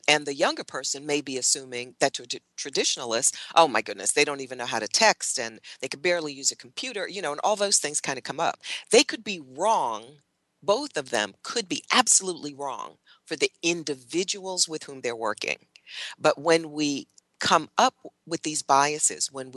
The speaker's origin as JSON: {"language": "English", "region": "New Jersey", "country": "United States", "tie": "born or raised there", "moved": "yes", "said": "I grew up in New Jersey"}